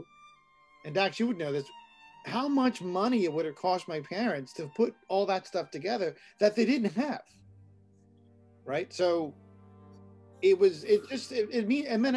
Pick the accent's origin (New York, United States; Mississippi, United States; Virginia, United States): New York, United States; New York City; when I was young, we grew up in the Bronx